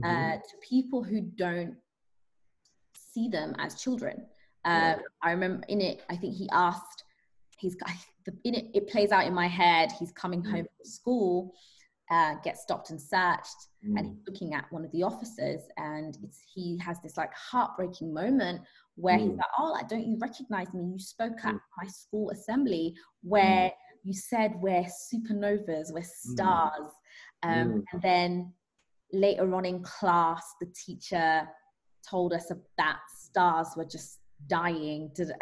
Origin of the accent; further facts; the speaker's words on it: Zanzibar, Tanzania; born there; I was born in Zanzibar, and I just realized there's a lot of greenery, a lot of nature, a lot of like dust, but not a lot of concrete.